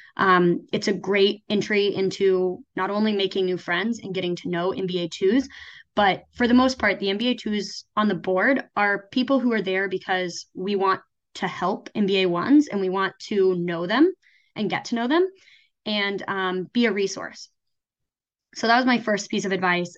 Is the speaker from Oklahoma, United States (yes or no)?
yes; a small town in Oklahoma, United States; also born or lived in New York; now in Ann Arbor, United States; I am originally from a small town in Oklahoma